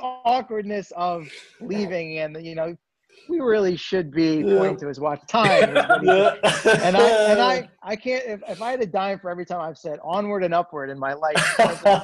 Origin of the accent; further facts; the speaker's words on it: Northern Virginia, United States; also born or lived in Queens, New York; I was born in Queens. Most of my family's from Queens or the Bronx. My mom was born in the Bronx. Right. So we're original New Yorkers, but when I was 4, we moved to Northern Virginia